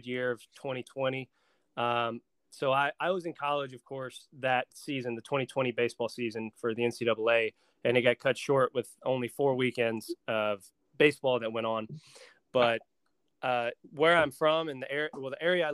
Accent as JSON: {"language": "English", "town": "Dallas", "region": "North Carolina", "country": "United States", "tie": "born or raised there", "also_born_or_lived": "Greenville, South Carolina", "said": "I was born in Greenville, South Carolina. I was born there, lived there for about 2 months, and then I grew up in Dallas, North Carolina"}